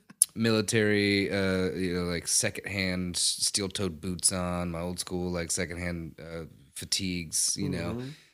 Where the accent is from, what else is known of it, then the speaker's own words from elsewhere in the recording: Mississippi, United States; I am from Mississippi. So we have a fair amount of land